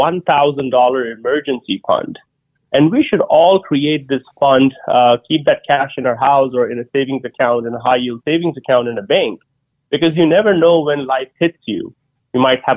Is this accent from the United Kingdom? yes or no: no; India; moved away as an adult; now in United States; as an Indian immigrant that came to the U.S. 20 years ago with $100 in my pocket